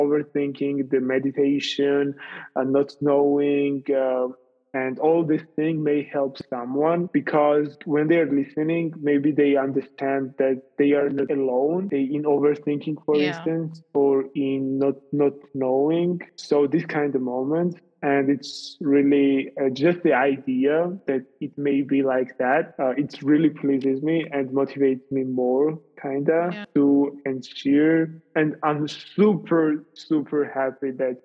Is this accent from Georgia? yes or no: yes; Tbilisi, Georgia; moved away as an adult; also born or lived in Italy; I have not been in Georgia, in my hometown Tbilisi, for approximately 2 years.